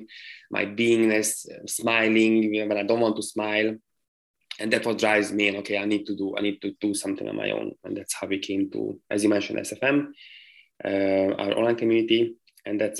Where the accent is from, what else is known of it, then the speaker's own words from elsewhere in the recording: Hungary; moved away as an adult; also born or lived in London / United States; I left my home country. Which is Hungary.